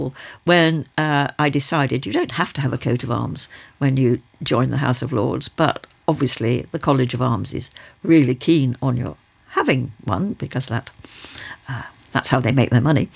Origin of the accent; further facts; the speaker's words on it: United Kingdom; we were living in a village where there had been an airfield, a wartime airfield. There were the relics of the airfield all around one. There were people who were still living in Nissen huts, which were there as temporary accommodation because they'd been bombed out of places nearby Teesside